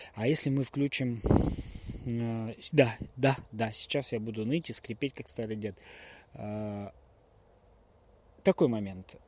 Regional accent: Russia; я родился и жил в России

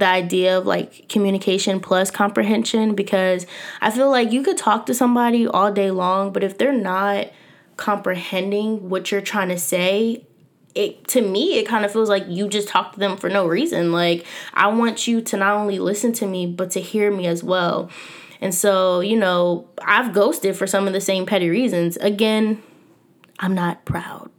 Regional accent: Philadelphia, Pennsylvania, United States; I was born and raised here in North Philadelphia

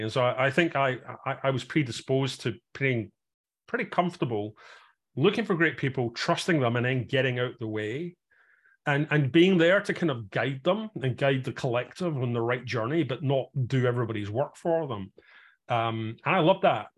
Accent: Glasgow, Scotland, United Kingdom; moved away as an adult; also born or lived in south of England, an hour north of London; now in England, United Kingdom; I'm originally from Glasgow

